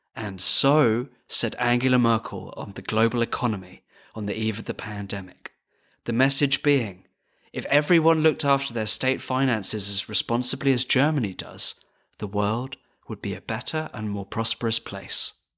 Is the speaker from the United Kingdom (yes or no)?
yes; United Kingdom; as a British person